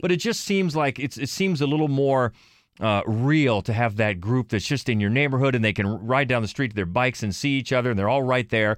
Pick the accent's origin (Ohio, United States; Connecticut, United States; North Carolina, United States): Ohio, United States; Cambridge; I'm from Cambridge, Ohio